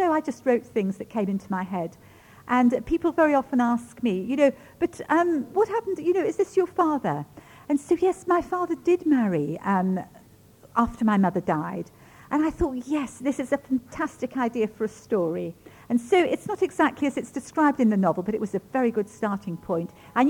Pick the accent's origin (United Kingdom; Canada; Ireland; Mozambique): United Kingdom; England; first language Ukrainian; also born or lived in Germany; I was born in Germany at the end of the war, yes. And grew up in England.